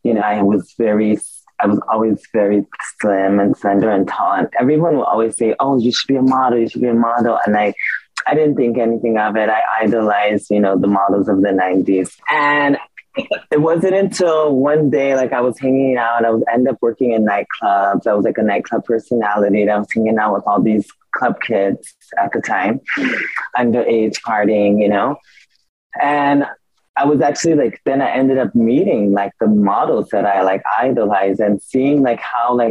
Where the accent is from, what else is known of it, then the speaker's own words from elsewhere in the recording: San Diego, California, United States; also born or lived in Milan; growing up in California